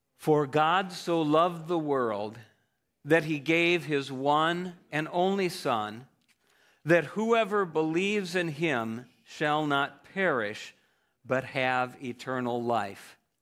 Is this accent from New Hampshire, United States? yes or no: no; Ohio, United States; I grew up in Ohio